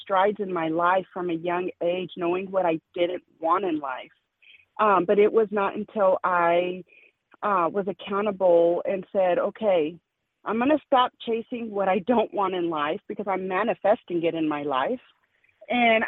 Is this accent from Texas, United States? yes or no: yes; El Paso, Texas, United States; moved away; also born or lived in Kansas; I'm from El Paso, Texas, my family, you know, right across from Chihuahua, Mexico, or Juarez.